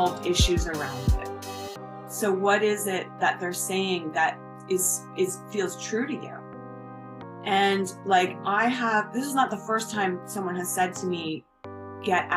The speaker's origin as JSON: {"language": "English", "country": "Canada", "moved": "as an adult", "lives_now": "United States", "said": "I'm Canadian"}